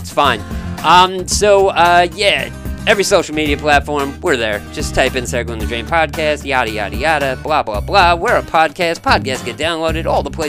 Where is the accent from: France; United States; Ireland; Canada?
Canada; I'm Canadian, but my lawyer ain't.